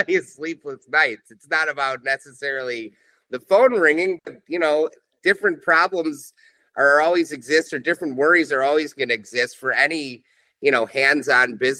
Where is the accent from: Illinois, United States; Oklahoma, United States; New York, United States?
Illinois, United States; Chicago; growing up in Chicago